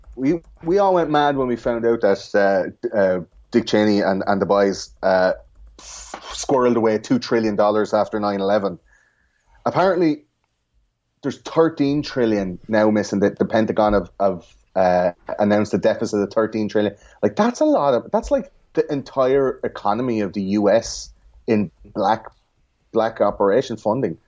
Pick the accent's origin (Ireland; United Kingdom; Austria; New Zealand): Ireland; in Ireland we have fluoride in the water